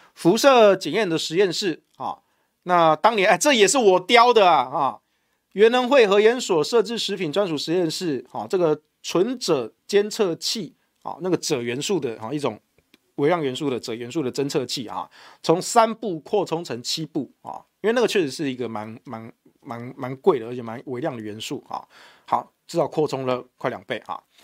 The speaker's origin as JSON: {"language": "Chinese", "country": "Taiwan", "said": "我们台湾这边"}